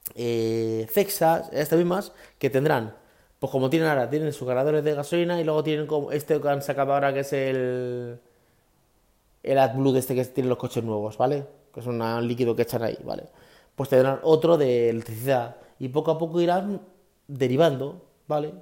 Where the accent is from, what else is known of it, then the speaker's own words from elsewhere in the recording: Guadalupe, Extremadura, Spain; en mi pueblo, en Guadalupe, en Cáceres